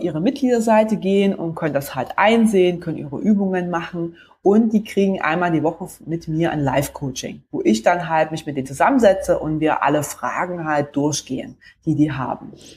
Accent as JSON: {"language": "German", "area": "between Leipzig and Chemnitz", "region": "Saxony", "country": "Germany", "tie": "born or raised there", "moved": "yes", "lives_now": "Stuttgart, Germany", "said": "bin ursprünglich aufgewachsen im Osten, also näher zwischen Leipzig und Chemnitz"}